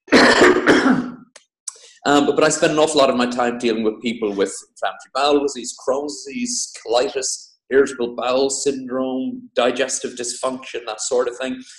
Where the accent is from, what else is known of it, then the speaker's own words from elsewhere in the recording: Ireland; moved away as an adult; also born or lived in Cork / Dublin / Oxford; now in Devon, United Kingdom; I'm Irish